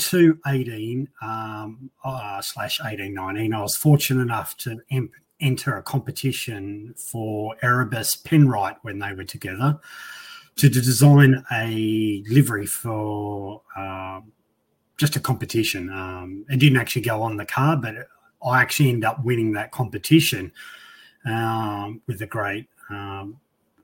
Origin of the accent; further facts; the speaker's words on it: Central Queensland, Australia; I'm from Central Queensland